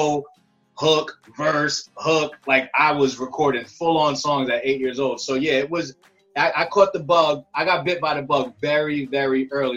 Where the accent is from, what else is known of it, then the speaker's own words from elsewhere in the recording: Rockland County, upstate New York, United States; I'm from New York. I'm from upstate New York, Rockland County.